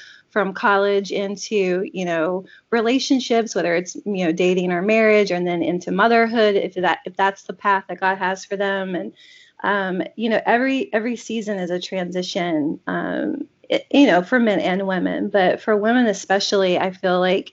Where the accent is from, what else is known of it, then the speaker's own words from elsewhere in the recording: North Carolina, United States; now in Maine, United States; I grew up in North Carolina.